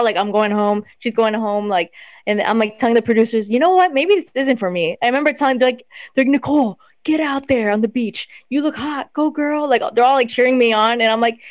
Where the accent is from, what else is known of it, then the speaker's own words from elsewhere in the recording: Miami, Florida, United States; also born or lived in Washington, D.C.; I'm from Miami